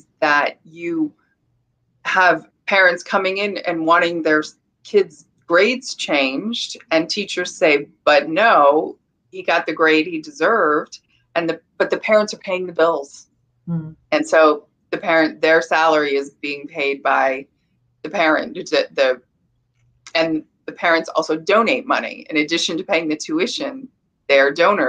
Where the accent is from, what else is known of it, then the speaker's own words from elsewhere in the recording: California, United States; I come from California